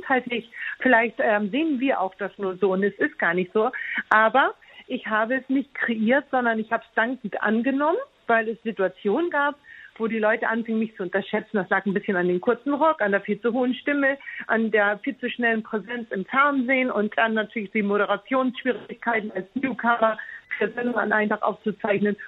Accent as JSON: {"language": "German", "country": "Germany", "said": "als Deutsche"}